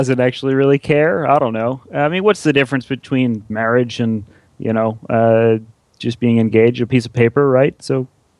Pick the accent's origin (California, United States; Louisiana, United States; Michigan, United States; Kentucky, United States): Louisiana, United States; New Orleans; Yeah, New Orleans.